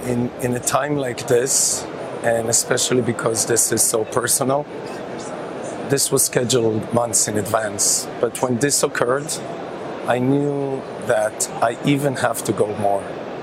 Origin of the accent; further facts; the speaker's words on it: Kibbutz Nir Am, Southern District, Israel; moved away; As you know, I'm from Israel, but the place I spent the most time growing up is a place called Kibbutz Nir Am, which is about 3 kilometers off the Gaza border.